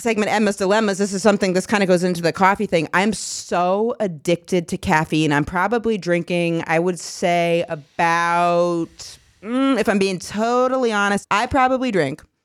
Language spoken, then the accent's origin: English; Maine, United States; moved away; I was from Maine.